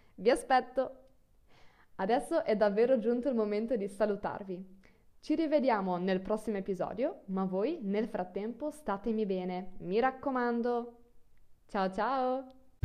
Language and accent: Italian; Friuli-Venezia Giulia, Italy; Io vengo dal nord del Friuli